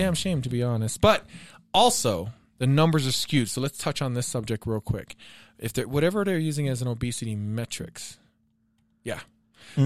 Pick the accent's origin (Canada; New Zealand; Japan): Japan; moved away; growing up in Japan in the 80s